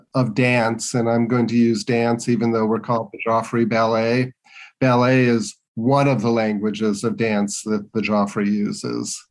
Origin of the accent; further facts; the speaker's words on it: Westchester, Illinois, United States; growing up in the western suburbs of Chicago